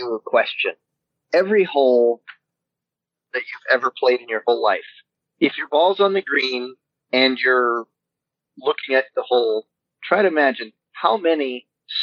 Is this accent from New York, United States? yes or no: no; hometown of Tony Stewart, Indiana, United States; my hometown, the hometown of one Mr. Tony